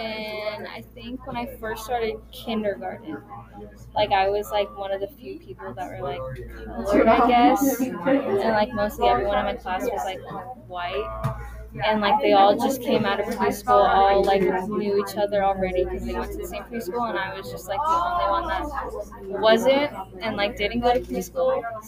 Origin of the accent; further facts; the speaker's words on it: Sacramento, California, United States; also born or lived in Guam / Philippines; So I was born in Guam, and then I moved to the Philippines when I was like 2 years old. And then we moved to, I think, Sacramento after. And then I basically lived here